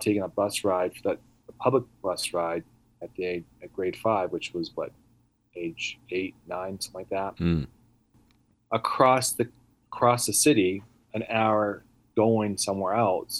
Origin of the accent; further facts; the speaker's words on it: Vancouver, British Columbia, Canada; first language Italian; English is a second language; now in Pennsylvania, United States; I was born in Canada, Vancouver